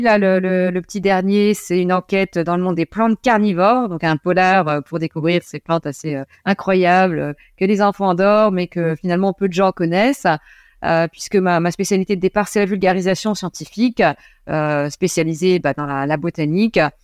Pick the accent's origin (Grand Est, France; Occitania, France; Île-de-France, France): Grand Est, France; Lorraine; also born or lived in near Nancy; je suis originaire de Lorraine. j'habite toujours en Lorraine. non, je suis près de Nancy, mais au départ, je viens d'une petite ville euh, euh, près du Luxembourg, dans une ville industrielle